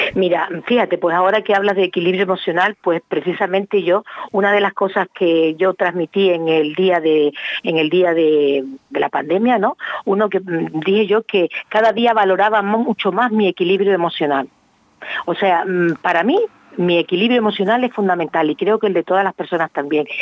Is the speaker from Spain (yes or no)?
yes; Canary Islands, Spain; also born or lived in Málaga; Yo, aunque soy canaria, mi distrito universitario era Málaga